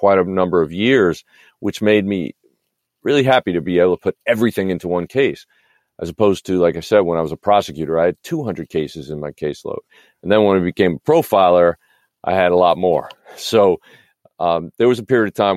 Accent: New York, United States; now in California, United States; I grew up in New York.

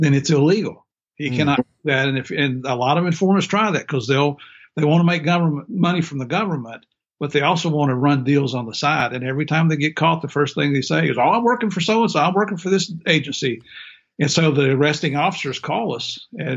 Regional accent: Middle Tennessee, United States; accent: country; moved away as an adult; also born or lived in southern West Virginia / Miami, Florida / Bogota, Colombia; I grew up in Middle Tennessee and in southern West Virginia.

